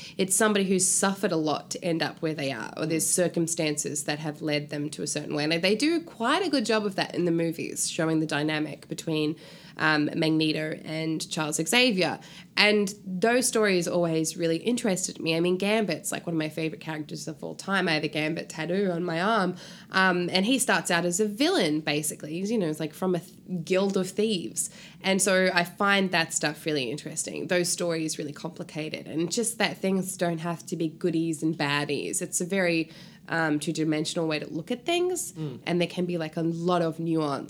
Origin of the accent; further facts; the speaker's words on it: New Zealand; New Zealand, which is my home country